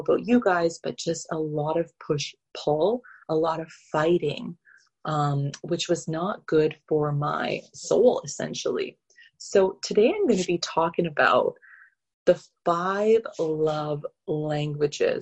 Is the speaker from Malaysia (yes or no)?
no; Calgary, Alberta, Canada; moved away as an adult; also born or lived in Middle East; I grew up in Canada, in Calgary, Alberta